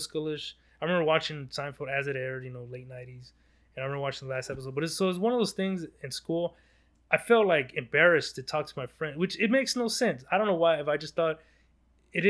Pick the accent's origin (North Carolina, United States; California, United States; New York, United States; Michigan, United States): California, United States; Los Angeles; I was born in Los Angeles, South Central LA. That was where I was born. And we moved a couple blocks away